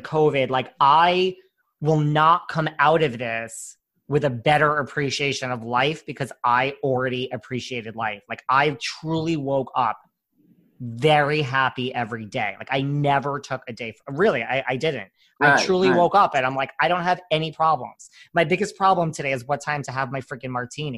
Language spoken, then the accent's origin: English; New York, United States; I'm such a New Yorker